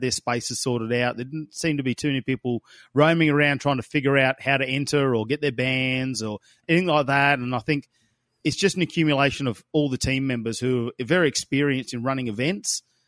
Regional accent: Darwin, Northern Territory, Australia; I'm from Darwin.

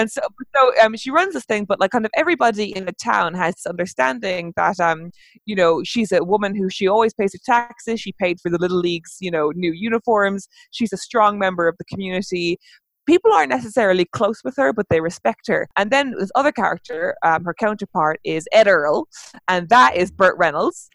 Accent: Ireland; I am an Irish uh, novelist.

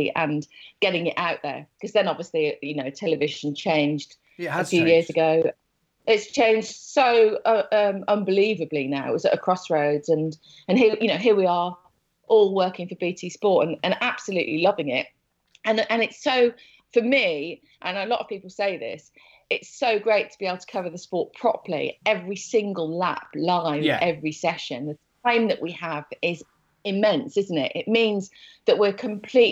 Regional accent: Wolverhampton, West Midlands, United Kingdom; moved away as an adult; also born or lived in London; I'm from Wolverhampton

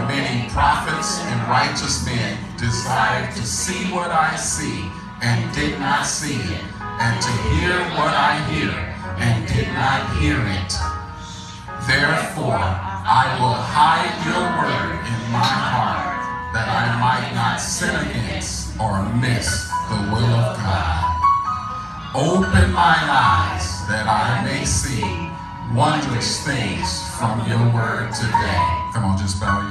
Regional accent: St. Louis, Missouri, United States; I'm from St. Louis.

